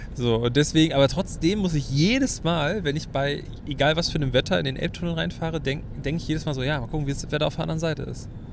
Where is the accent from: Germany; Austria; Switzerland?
Germany; Hamburg; bei uns in Hamburg